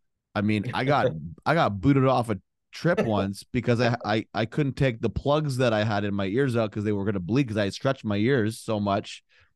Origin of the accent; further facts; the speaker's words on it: Canada; now in United States; Like I came from Canada. So very liberal.